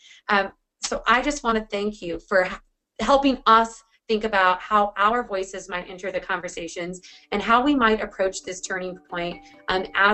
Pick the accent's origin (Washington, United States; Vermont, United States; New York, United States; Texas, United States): Washington, United States; my home state, or out of where I'm still. I've always been here.